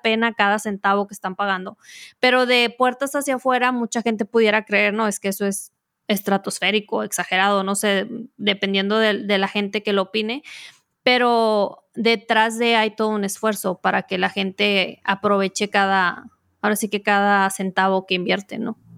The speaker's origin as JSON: {"language": "Spanish", "country": "Mexico", "said": "como diríamos en México"}